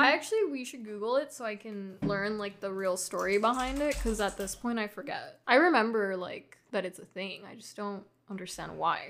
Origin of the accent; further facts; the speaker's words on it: Hawaii, United States; growing up in Hawaii